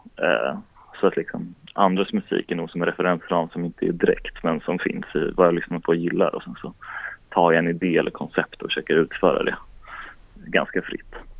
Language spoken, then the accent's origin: Swedish; Strängnäs, Södermanland, Sweden; moved away; also born or lived in Linköping / Stockholm; jag kom från Strängnäs i kulturskolan och så började jag spela en massa lokala band